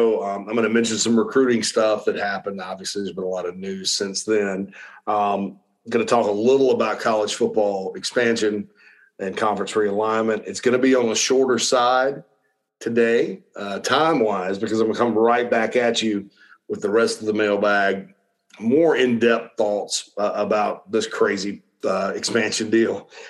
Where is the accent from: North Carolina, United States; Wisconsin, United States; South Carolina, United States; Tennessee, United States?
South Carolina, United States; Spartanburg; Right there in my hometown of Spartanburg, Daniel Morgan Avenue.